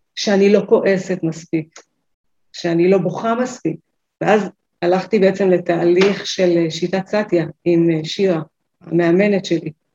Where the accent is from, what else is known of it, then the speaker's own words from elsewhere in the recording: Northern Israel, Israel; אני מהצפון